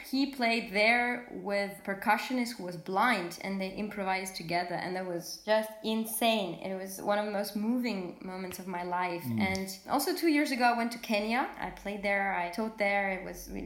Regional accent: south of France, France; also born or lived in Moscow, Russia; I was born in Moscow in a family of musicians. My mom is a pianist and my father is a violinist, and he was my first teacher. And so then we moved to France, to the south of France

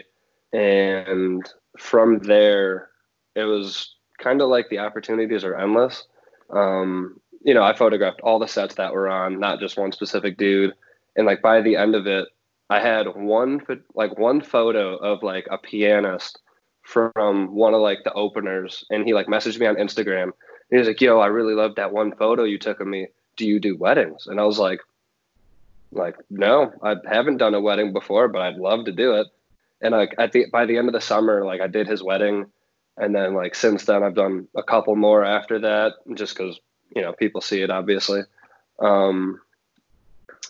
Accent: Rochester, New York, United States; also born or lived in Buffalo, New York; born and raised in Rochester, New York.

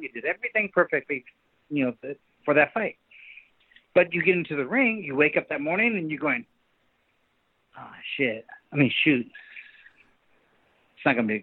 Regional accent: Sacramento, California, United States; born or raised there

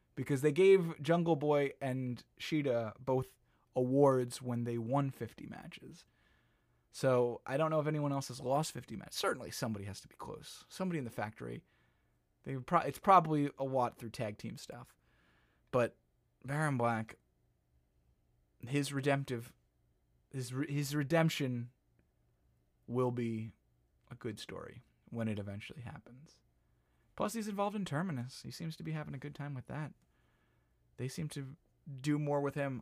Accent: United States

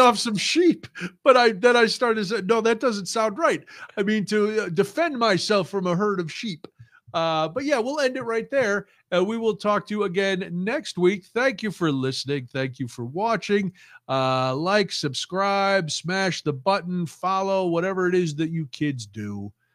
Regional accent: United States; I'm American

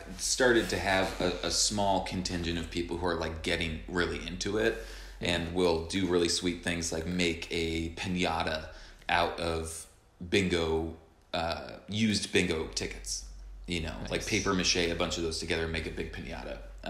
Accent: New York, United States; I'm walking here. I'm a New Yorker.

